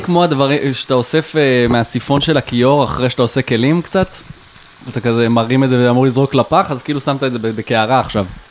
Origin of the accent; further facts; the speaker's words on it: Rosh HaAyin, Central District, Israel; אני מראש העין